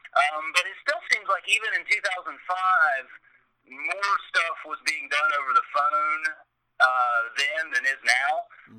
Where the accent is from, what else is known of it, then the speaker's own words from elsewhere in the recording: Greenbrier County, West Virginia, United States; also born or lived in Radford, Virginia / Charleston, West Virginia; I grew up in Greenbrier County, West Virginia